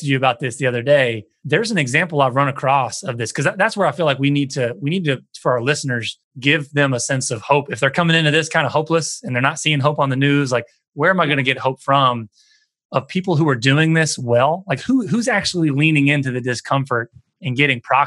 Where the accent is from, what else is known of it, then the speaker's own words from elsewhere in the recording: the American South, United States; I grew up in the American South